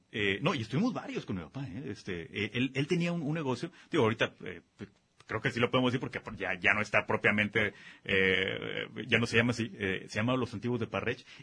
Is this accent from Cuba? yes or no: no; Guadalajara, Jalisco, Mexico; tapatío por nacimiento y por elección.